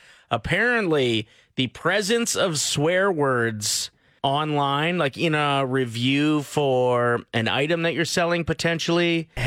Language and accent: English; near North Battleford, Saskatchewan, Canada; born or raised there